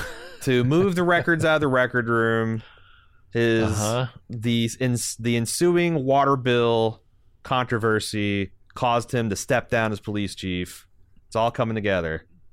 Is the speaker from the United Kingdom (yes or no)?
no; Indiana, United States; I came from Southern Indiana. It's super possible.